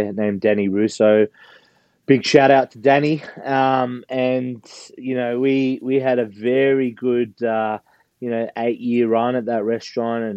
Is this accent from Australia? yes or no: yes; Australia; accent: Australian; moved away as an adult; now in United States; As you can hear, I've got an Australian accent. So I'm originally from Australia. And now I live in the States